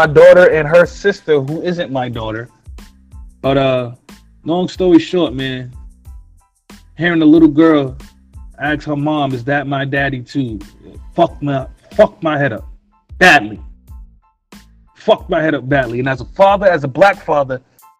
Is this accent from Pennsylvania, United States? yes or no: no; New York City, New York, United States; I'm from Brooklyn